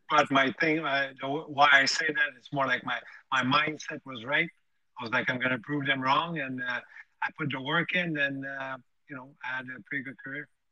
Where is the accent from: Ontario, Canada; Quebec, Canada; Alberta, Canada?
Quebec, Canada; Montreal; born or raised there